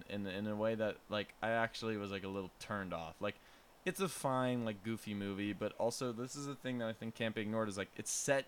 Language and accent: English; United States; as an American, from an American perspective